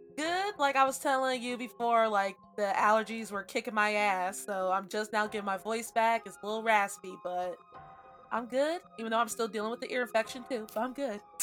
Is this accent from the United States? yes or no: yes; Cincinnati, Ohio, United States; I'm from Cincinnati